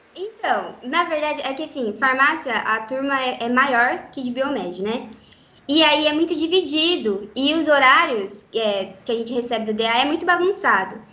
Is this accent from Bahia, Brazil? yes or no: no; Maringá, Paraná, Brazil; also born or lived in Guaratuba, Paraná; eu nasci em Guaratuba, no litoral do Paraná, e vim para cá com oito anos de idade, mais ou menos